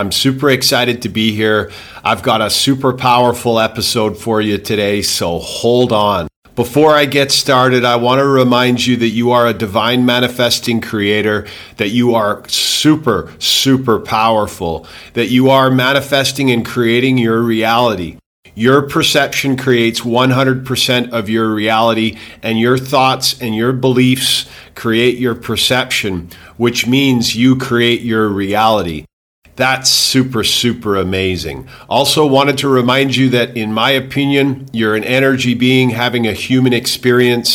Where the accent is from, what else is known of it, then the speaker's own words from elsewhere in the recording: Calgary, Alberta, Canada; moved away as an adult; also born or lived in England / Houston, Texas / Grand Cayman; now in Thailand; I grew up personally in Calgary, Alberta